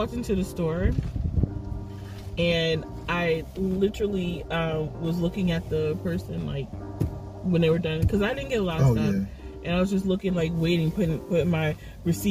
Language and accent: English; New Jersey, United States; we're from New Jersey